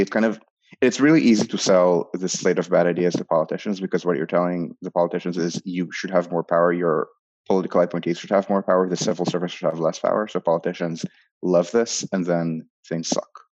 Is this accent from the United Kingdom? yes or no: no; Israel; moved away as an adult; also born or lived in New York; growing up in Israel